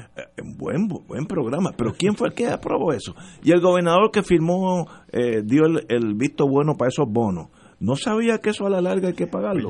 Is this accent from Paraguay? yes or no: no; Puerto Rico; nosotros, Puerto Rico